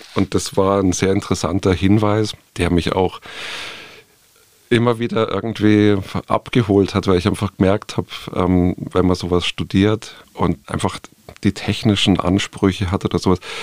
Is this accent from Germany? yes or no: yes; Munich, Bavaria, Germany; Tirol ist mir als Bayer, der sozusagen seine Kindheit irgendwie in den bayerischen und Tiroler Alpen irgendwie auch verbracht hat, eingeimpft und sehr vertraut. Und nichtsdestotrotz bin ich irgendwie halt ein Städter und ein Münchner